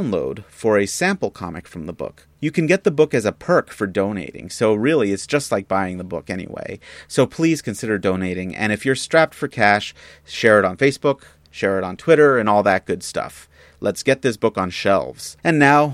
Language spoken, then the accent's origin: English; San Diego, California, United States; IDW is based out of my hometown here of San Diego